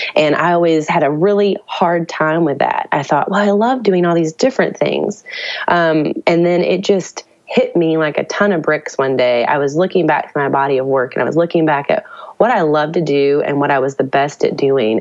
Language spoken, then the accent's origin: English; Nashville, Tennessee, United States; I grew up in Nashville